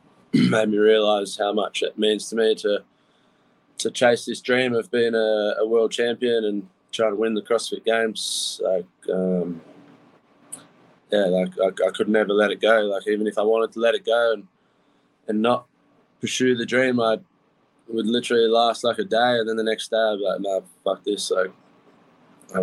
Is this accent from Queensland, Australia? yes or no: no; Bowral, New South Wales, Australia; also born or lived in Mittagong; I was born in a town called Barrow, which is about 5 minutes from where I live now, which is a town called Mittagong. It's in like a place we call the Southern Highlands